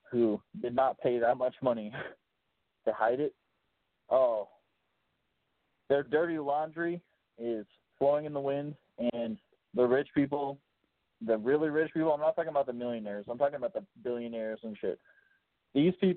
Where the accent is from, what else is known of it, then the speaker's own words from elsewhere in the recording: Chicago, Illinois, United States; I'm from Chicago